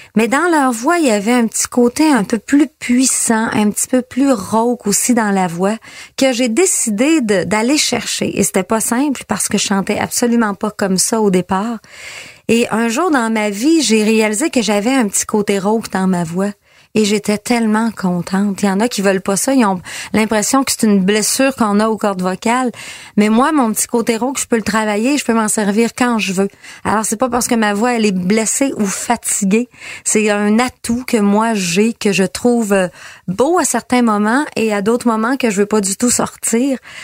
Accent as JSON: {"language": "French", "town": "Girardville", "region": "Quebec", "country": "Canada", "tie": "born or raised there", "said": "je viens de Girardville, petit village juste à côté."}